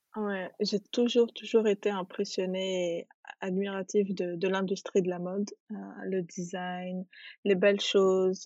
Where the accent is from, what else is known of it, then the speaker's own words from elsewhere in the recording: Tunis, Tunis Governorate, Tunisia; moved away as an adult; also born or lived in Djerba, Tunisia / France; je suis née, j'ai grandi en Tunisie, à Tunis.